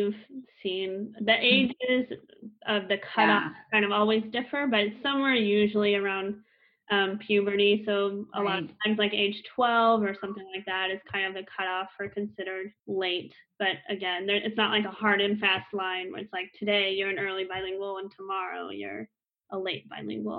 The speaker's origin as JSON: {"language": "English", "country": "United States", "tie": "born or raised there", "first_language": "English", "said": "So my native language is English. I grew up in the US"}